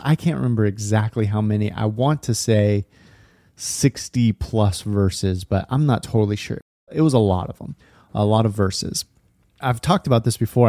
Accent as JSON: {"language": "English", "town": "Lodi", "region": "California", "country": "United States", "tie": "born or raised there", "moved": "yes", "lives_now": "Portland, United States", "said": "I grew up going to this small church in Northern California, little town called Lodi, kind of sandwiched in between Sacramento and Stockton"}